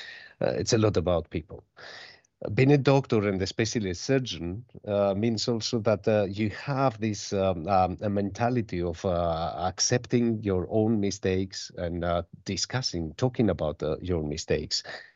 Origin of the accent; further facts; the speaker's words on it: Greece; born there; Well, about myself, I was born in Greece, and I've graduated the medical school in one of our universities in Thessaloniki.